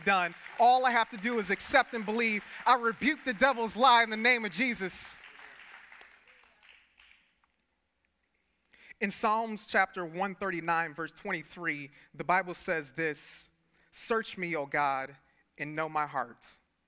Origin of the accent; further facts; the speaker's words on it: Detroit, Michigan, United States; I grew up in Detroit